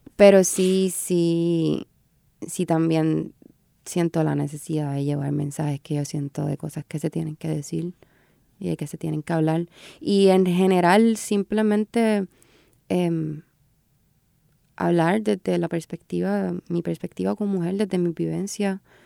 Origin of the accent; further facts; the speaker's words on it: Puerto Rico; soy puertorriqueña, vivo en Puerto Rico y sé la que hay